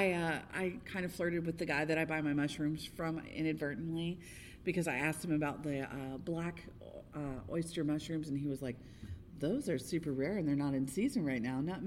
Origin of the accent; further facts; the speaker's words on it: Florida, United States; moved away; I grew up in Florida